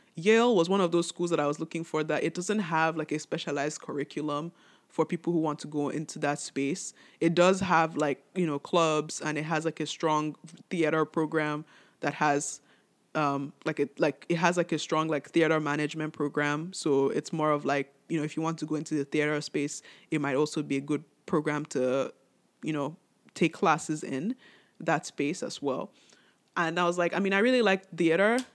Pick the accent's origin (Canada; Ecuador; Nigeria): Nigeria; I'm Nigerian